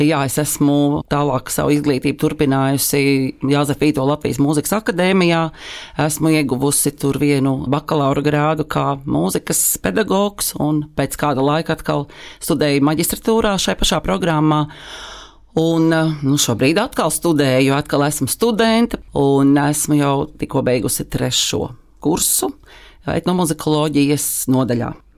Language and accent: Latvian; Liepāja, Kurzeme, Latvia; moved away; Esmu dzimusi Liepājā, esmu beigusi tur uh, mūzikas skolu